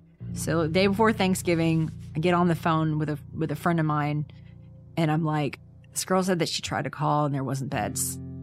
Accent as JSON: {"language": "English", "region": "the South", "country": "United States", "said": "I know it's such a Southern term, but you know, I'm from the South, so."}